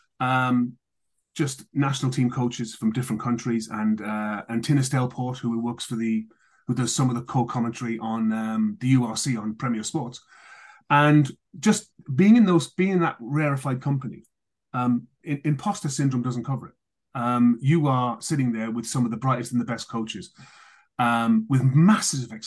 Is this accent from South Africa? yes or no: no; Wales, United Kingdom; I'm Welsh.